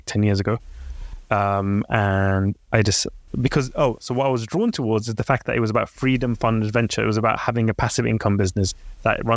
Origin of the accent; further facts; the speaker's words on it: London, United Kingdom; also born or lived in Baghdad, Iraq; I came to the UK when I was 3 years old